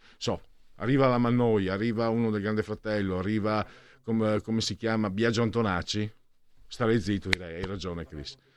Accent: Friuli-Venezia Giulia, Italy; vengo dal Friuli, magari non ho l'accento giusto

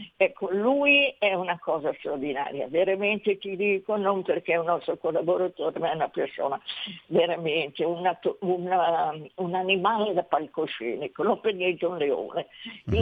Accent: Milan, Lombardy, Italy; accent: Milanese; io parlo milanese perché ogni tanto mi scappa da, da milanese

